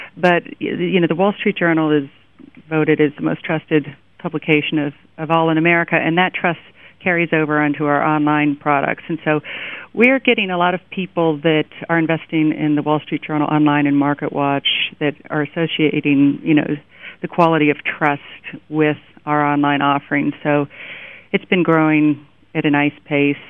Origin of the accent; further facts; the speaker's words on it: Miami, Florida, United States; now in New York, United States; I grew up in Miami, and I remember they would close the my high school down